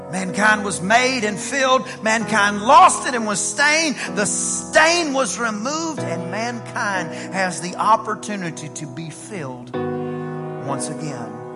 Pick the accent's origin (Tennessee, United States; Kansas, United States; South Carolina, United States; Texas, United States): Texas, United States; East; I'm from East Texas